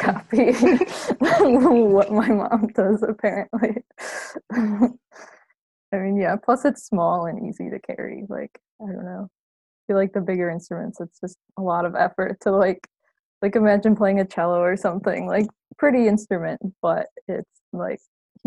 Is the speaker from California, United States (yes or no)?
no; Chicago, Illinois, United States; moved away; I'm from the Chicago area and I knew I wanted to stay in state for college